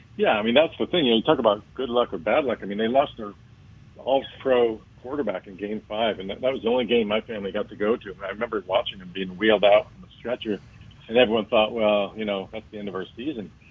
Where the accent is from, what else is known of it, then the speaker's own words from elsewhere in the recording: Miami, Florida, United States; Miami was very different back then. You know, I grew up there. Um, I, we moved there in 1966